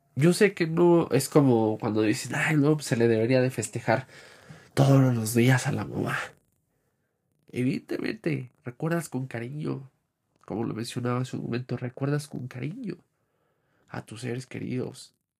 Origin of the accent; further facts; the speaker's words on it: Mexico; nuestra cultura como mexicanos